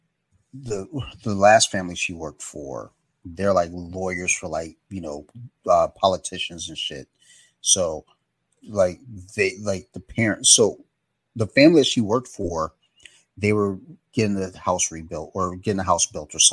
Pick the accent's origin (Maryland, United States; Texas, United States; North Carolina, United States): Maryland, United States; Columbia; Maryland's very bizarre, especially where I grew up in Columbia